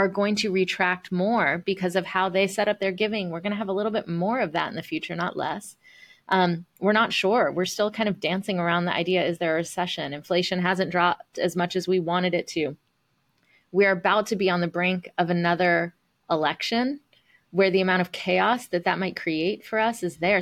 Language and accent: English; the South, United States; being a first generation, um, Indian American, uh, growing up in the South